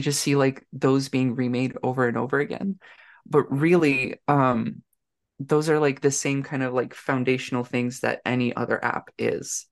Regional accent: Canada; I'm a Canadian tech person living in Ottawa

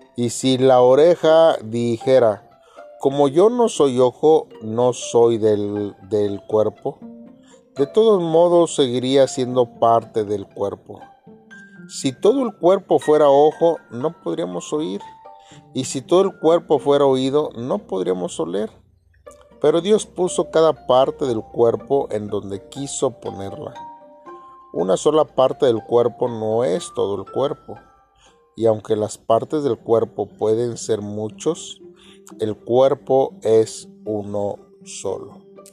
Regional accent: Mexico; somos mexicanos

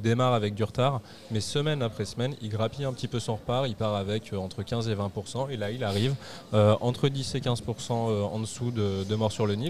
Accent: France; on est français

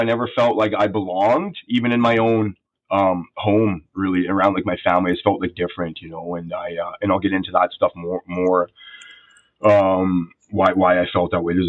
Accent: Calgary, Alberta, Canada; born there; also born or lived in Sherwood Park, Canada; a good home. And like, which I did, you know, I came from a middle class working home. You know, I was born in Alberta.

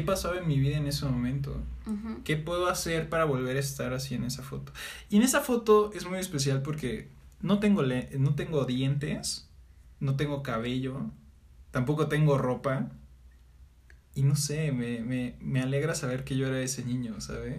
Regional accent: Mazatlán, Sinaloa, Mexico; yo me voy a vivir a Mazatlán, Sinaloa, de donde soy, con mi abuela

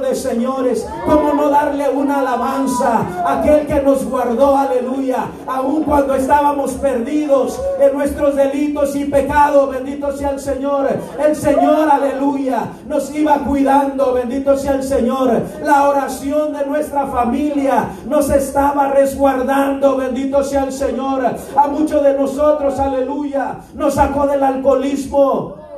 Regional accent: Mexico; soy la cuarta generación de pastores, misioneros y evangelistas en mi país

